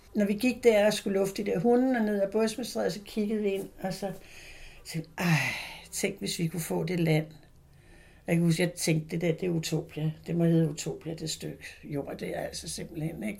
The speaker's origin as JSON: {"language": "Danish", "town": "Frederiksberg", "region": "Capital Region of Denmark", "country": "Denmark", "tie": "born or raised there", "also_born_or_lived": "Christiania, Copenhagen", "said": "født og opvokset på Frederiksberg"}